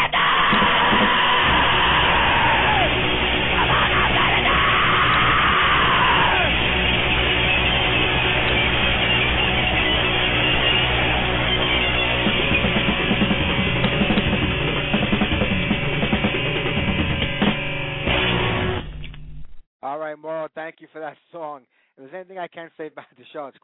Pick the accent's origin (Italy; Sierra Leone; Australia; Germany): Italy; moved away; my home country of Italy